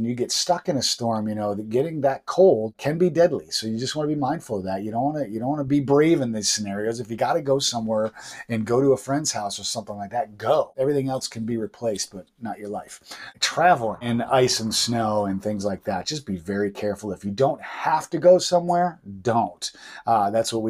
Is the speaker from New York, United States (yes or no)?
yes; Buffalo, New York, United States; now in southern Maine, United States; I'm originally from Buffalo, New York